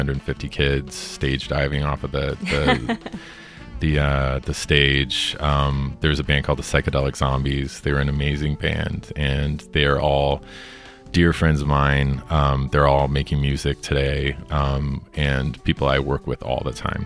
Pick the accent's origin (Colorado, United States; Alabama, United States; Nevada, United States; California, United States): Colorado, United States; Denver; moved away as an adult; also born or lived in Italy; I felt really lucky growing up in Denver